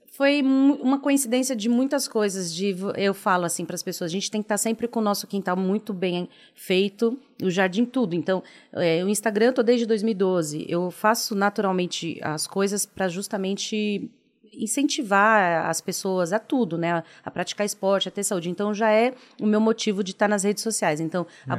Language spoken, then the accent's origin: Portuguese; São Paulo, Brazil; Sou de São Paulo, extremo da Zona Leste